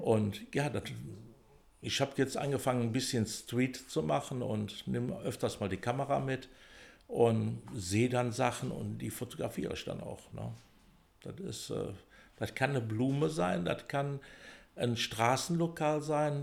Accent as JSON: {"language": "German", "town": "Bonn", "region": "North Rhine-Westphalia", "country": "Germany", "tie": "born or raised there", "said": "bin in Pützchen geboren, also in Pützchen aufgewachsen"}